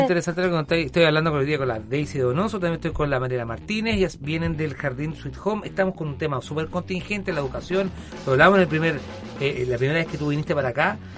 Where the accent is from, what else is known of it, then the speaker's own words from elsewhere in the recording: Chile; en Chile lamentablemente no estamos tan rápido con las vacunas